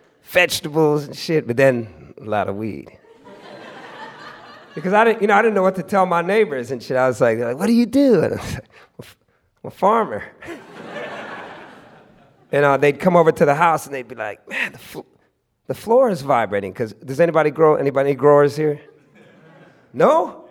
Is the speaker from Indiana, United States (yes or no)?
no; California, United States; It was something that I used to break a lot as a youngster, growing up in the Bay Area.